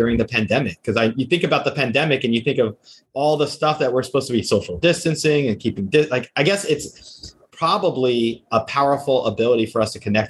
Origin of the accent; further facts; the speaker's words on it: outside New York City, New Jersey, United States; I grew up outside New York City. I remember in Jersey